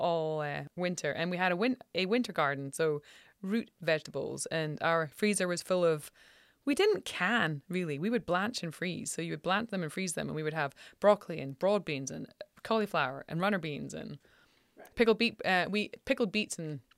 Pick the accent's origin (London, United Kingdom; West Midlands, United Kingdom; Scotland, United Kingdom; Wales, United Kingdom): Scotland, United Kingdom; Like I remember, I'm from Scotland and I'm 44.